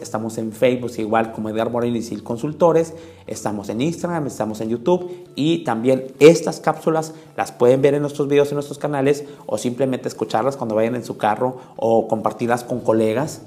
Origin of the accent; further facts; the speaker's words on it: Mexico; nosotros como mexicanos